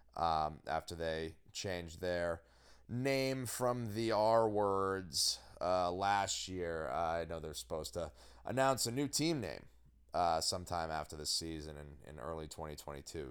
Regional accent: Newmarket, New Hampshire, United States; my hometown of, of scenic happening, booming metropolis, New Market, New Hampshire, of which I've mentioned I am a longtime townie

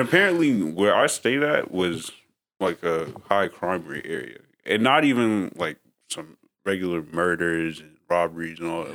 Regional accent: New York, United States; growing up in New York

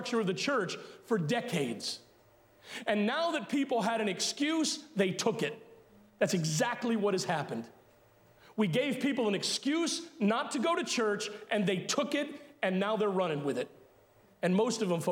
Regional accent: United States; as American Christians

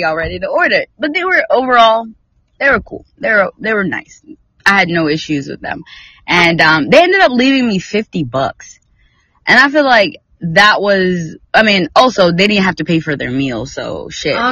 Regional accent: North Carolina, United States; now in Texas, United States; I'm from North Carolina

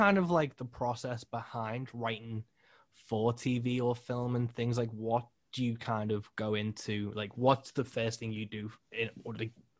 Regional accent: United Kingdom; as a British musician

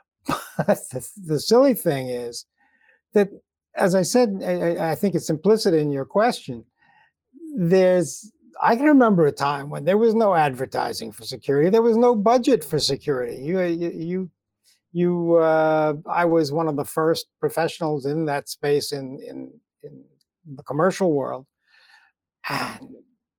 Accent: United States; I'm an American

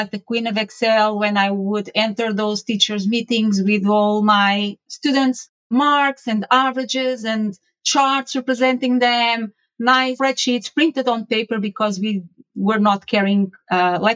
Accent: Portugal; I was born and raised. I was raised in Portugal and studied mathematics

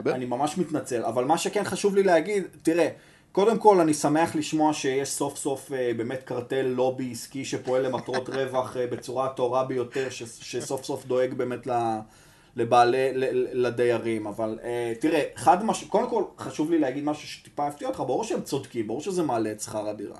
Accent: Tel Aviv, Tel Aviv District, Israel; אני גדלתי ברחוב ביאליק

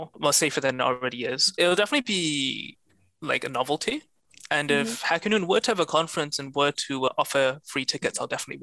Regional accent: Singapore; I'm from Singapore

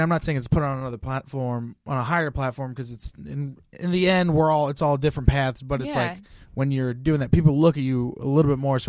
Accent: Bay Area, California, United States; Born and raised in the Bay Area.

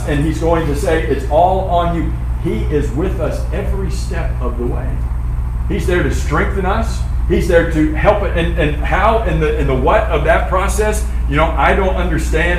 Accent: Florida, United States; I'm from Florida

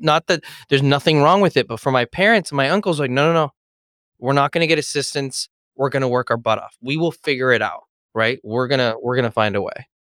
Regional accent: Los Angeles, California, United States; I was born here in Los Angeles

